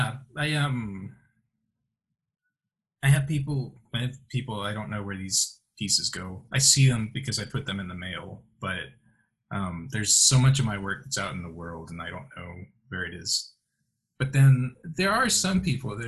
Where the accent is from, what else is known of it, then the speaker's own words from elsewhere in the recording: Chicago, Illinois, United States; moved away; I'm from Chicago